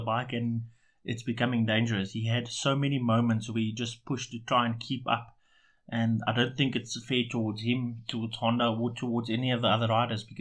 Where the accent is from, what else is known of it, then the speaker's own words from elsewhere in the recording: South Africa; We are South African